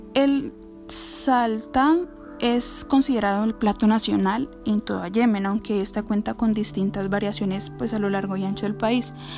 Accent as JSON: {"language": "Spanish", "country": "Colombia", "said": "las oportunidades que tengo aquí en mi país, en Colombia"}